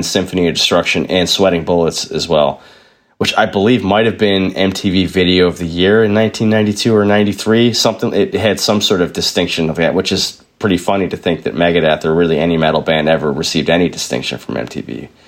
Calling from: Buffalo, New York, United States; I am calling in from Buffalo, New York in the United States of America.

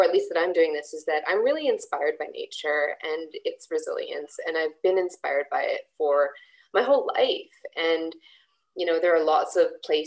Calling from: Victoria, British Columbia, Canada; I'm also calling in or recording today from the traditional territories of the Lekwungen speaking peoples

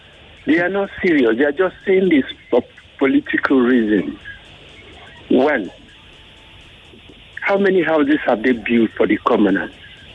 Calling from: Ikotun, Lagos, Nigeria; I'm calling from the Ikotun area.

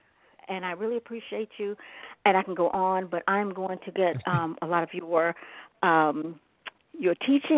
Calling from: Chicago, Illinois, United States; I'm calling from Chicago, Illinois.

